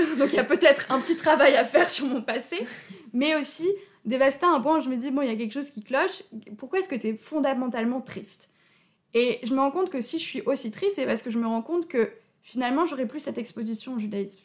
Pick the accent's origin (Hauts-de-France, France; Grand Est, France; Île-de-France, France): Grand Est, France; Haut-Rhin, Alsace; moved away as an adult; also born or lived in Paris suburbs; j'ai grandi en Alsace, mais j'ai pas grandi vers Strasbourg où il y a plus de, enfin où il y a une grande communauté juive. J'ai grandi plutôt du côté du Haut-Rhin